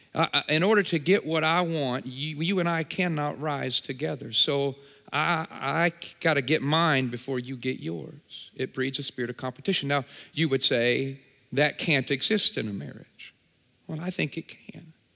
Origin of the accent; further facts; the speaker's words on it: Champaign, Illinois, United States; I'm from Champaign, Urbana, just about an hour and a half this way